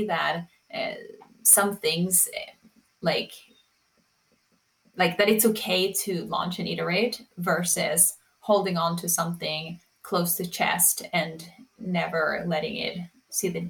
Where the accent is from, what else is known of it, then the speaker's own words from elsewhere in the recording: Sweden; moved away; also born or lived in New York; I grew up in Sweden.